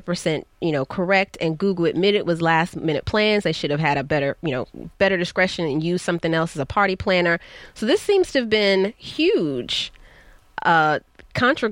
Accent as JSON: {"language": "English", "region": "Georgia", "country": "United States", "said": "I'm from the South. I'm from Georgia"}